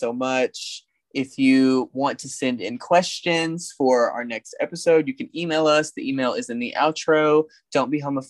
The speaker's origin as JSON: {"language": "English", "town": "Black Oak", "region": "Arkansas", "country": "United States", "tie": "born or raised there", "also_born_or_lived": "Jonesboro, Arkansas", "said": "I grew up in Black Oak, Arkansas"}